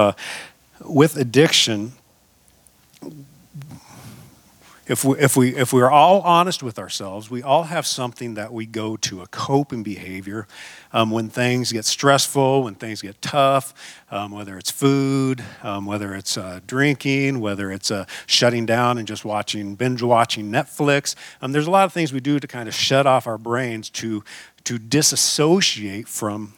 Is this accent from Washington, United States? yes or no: yes; Seattle, Washington, United States; also born or lived in Front Range, Colorado; now in Colorado, United States; I'm from the Northwest, from Seattle